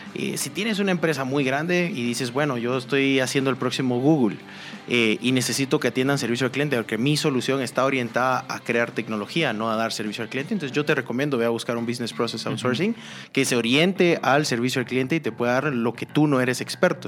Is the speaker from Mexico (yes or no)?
no; Guatemala; como guatemaltecos